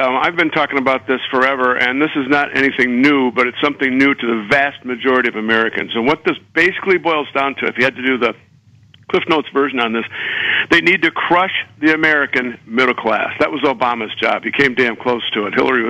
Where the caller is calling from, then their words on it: Beijing, China; When I called the first time there on Ed's show, I was calling from Moscow, and I'm in Peking now, stuttering Mandarin, so I can communicate with our Chinese overlords here soon.